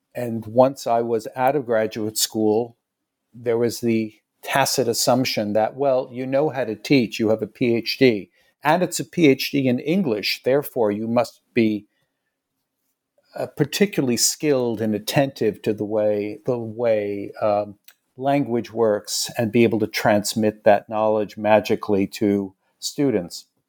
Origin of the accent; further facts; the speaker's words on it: New York City, New York, United States; I came back to New York City. I'm from New York